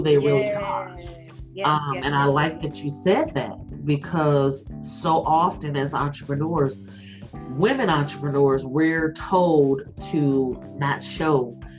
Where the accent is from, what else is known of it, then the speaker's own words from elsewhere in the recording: Mississippi, United States; my southern roots, because I'm from Mississippi